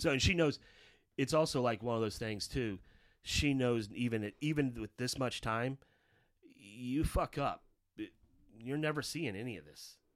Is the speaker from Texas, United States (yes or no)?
no; Belton, Missouri, United States; also born or lived in Raytown, Missouri / Kansas City; growing up in Belton until age of ten.